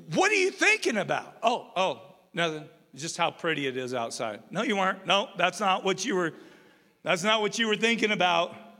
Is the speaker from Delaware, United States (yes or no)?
no; Umatilla, Oregon, United States; now in Rupert, United States; I grew up in Umatilla, Oregon